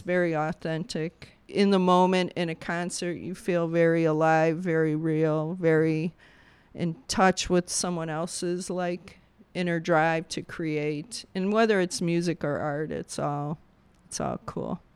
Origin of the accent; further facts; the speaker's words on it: Bolingbrook, Illinois, United States; also born or lived in Englewood, Chicago; Then the folks moved out to Bolingbrook, uh, Southwest suburbs and grew up there my whole life